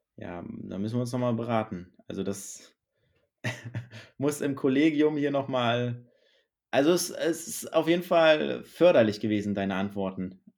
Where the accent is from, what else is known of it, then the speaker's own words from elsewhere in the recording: Northern Germany, Germany; hier bei uns in Norddeutschland